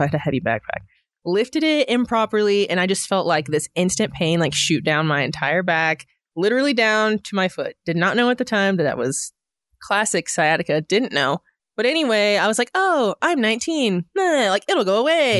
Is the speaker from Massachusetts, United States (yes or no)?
no; Edmond, Oklahoma, United States; moved away as an adult; also born or lived in Long Island, New York / Italy; now in Northwest Arkansas, United States; I grew up in Edmund